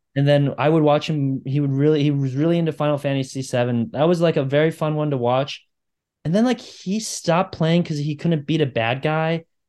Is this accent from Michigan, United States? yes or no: yes; Michigan, United States; I am from Michigan